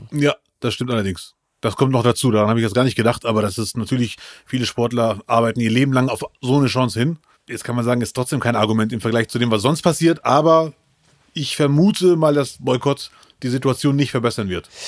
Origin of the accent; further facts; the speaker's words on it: Morocco; also ich als Marokkaner und Moslem würde doch gerne Kritik.